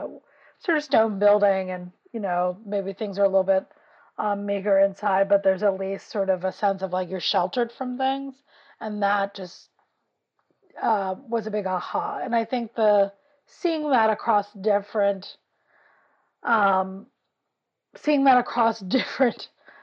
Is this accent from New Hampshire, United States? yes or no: no; New York City, New York, United States; I grew up in West Harlem, so it's a working class community.